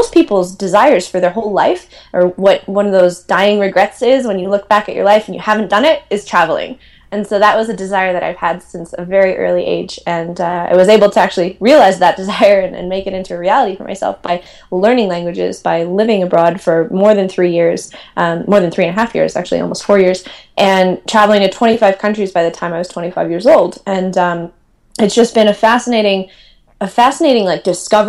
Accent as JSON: {"language": "English", "town": "Milwaukee", "region": "Wisconsin", "country": "United States", "tie": "born or raised there", "also_born_or_lived": "Madison, Wisconsin", "moved": "yes", "said": "I'm from Milwaukee, Wisconsin, grew up there, went to school at Madison"}